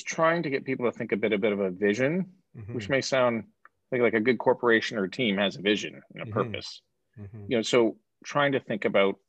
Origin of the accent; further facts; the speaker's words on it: Canada; moved away; I'm Canadian